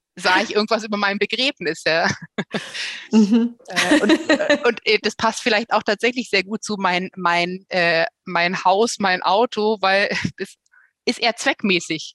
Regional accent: Bavaria, Germany; hier bei uns in Bayern

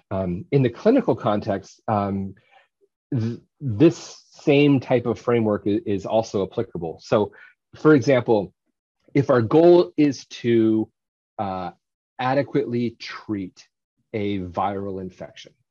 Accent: Indiana, United States; I've had this goal since I was a little kid growing up in Indiana.

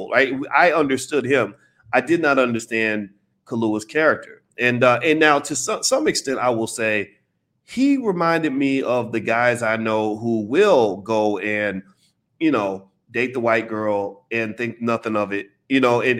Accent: United States; here I was over in London making money in London, right? As an American.

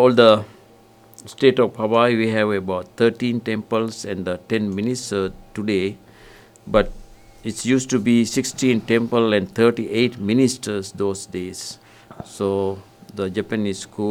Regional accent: Sri Lanka; now in Kohala, United States; I'm from Sri Lanka

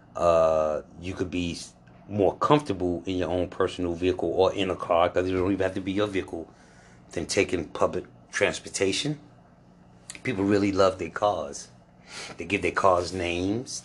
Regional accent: New York, United States; also born or lived in North Carolina; now in Atlanta, United States; I was born in New York. I lived in North Carolina quite a while, and now I'm in Atlanta

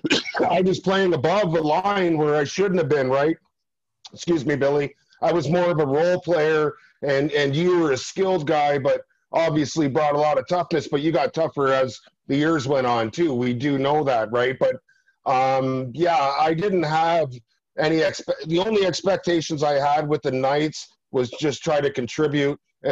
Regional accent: Burlington, Ontario, Canada; In my Burlington, my hometown paper

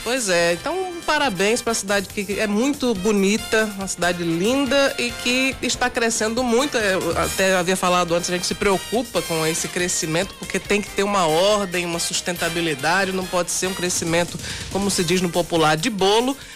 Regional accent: João Pessoa, Paraíba, Brazil; eu sou pessoense, nascido, sou nascido de João Pessoa, aqui no Hospital São Vicente de Paula.

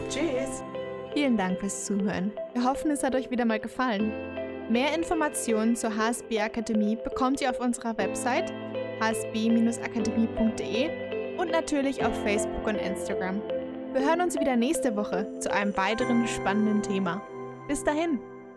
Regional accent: Halle, Saxony-Anhalt, Germany; Ich komme aus Halle

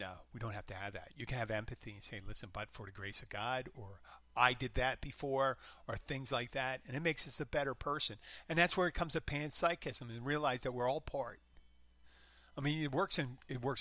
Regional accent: Abington, Pennsylvania, United States; now in Florida Keys, United States; Philadelphia, my hometown, Abington

